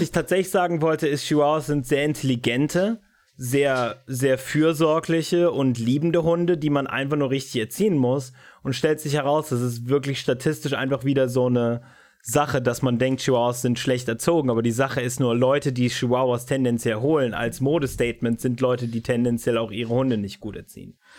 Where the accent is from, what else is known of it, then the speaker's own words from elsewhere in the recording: Brandenburg, Germany; ich als Brandenburger